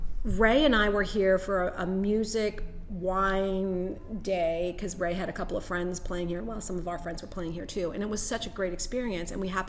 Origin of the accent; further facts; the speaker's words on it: Germany; I was born in Germany.